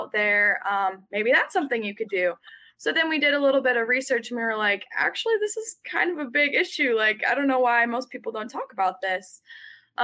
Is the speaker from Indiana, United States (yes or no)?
yes; West Lafayette, Indiana, United States; I've grown up in West Lafayette my whole life, so been from and born and raised in Boilermaker country